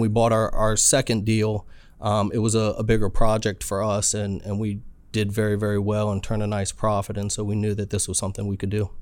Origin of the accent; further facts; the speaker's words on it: Alexandria, Virginia, United States; moved away as an adult; now in San Diego, United States; I'm a good old boy raised in Alexander, Virginia. Lived there for, uh, about forty-two years of my life